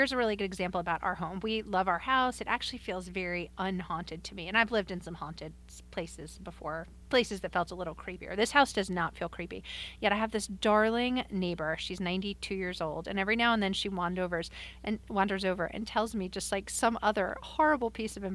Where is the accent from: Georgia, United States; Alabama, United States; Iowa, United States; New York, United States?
New York, United States; Long Island; I grew up in Long Island, Kim, and I grew up near enough the Amityville House of Horrors